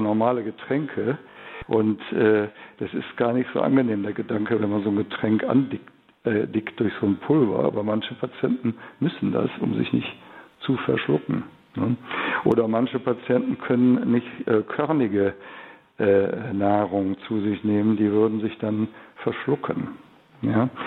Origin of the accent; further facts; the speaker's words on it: Cologne, North Rhine-Westphalia, Germany; bei uns in Köln